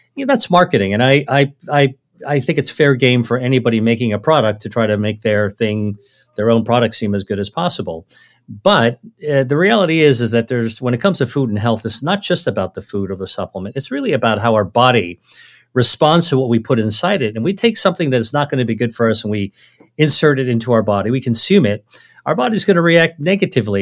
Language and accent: English; United States; my parents are originally from China, and so I grew up really as a Chinese American. I, I grew up in America